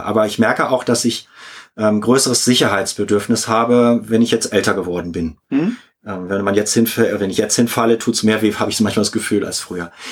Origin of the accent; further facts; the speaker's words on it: Hamburg, Germany; ich bin in Hamburg aufgewachsen